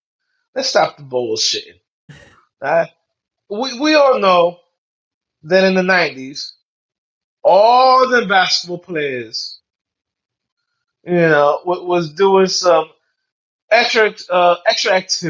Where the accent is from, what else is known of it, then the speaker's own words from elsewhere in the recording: New York, United States; I'm a New Yorker.